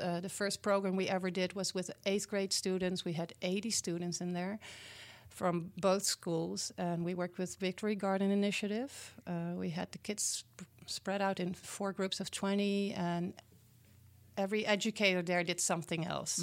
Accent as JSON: {"language": "English", "country": "Netherlands", "tie": "born or raised there", "second_language": "English", "moved": "as an adult", "lives_now": "Milwaukee area, United States", "said": "Well, I was born and raised in the Netherlands, in Europe."}